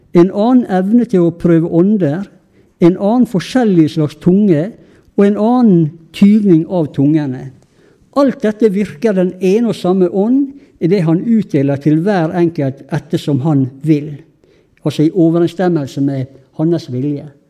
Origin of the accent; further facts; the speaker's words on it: Sunnmøre, Møre og Romsdal, Norway; vi er jo sunnmøringer.